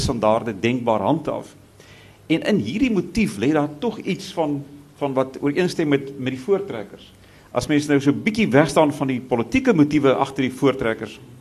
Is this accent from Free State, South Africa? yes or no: no; Pretoria, Gauteng, South Africa; in Pretoria dis nou ongelukkig die wêreld waar ons vandaan kom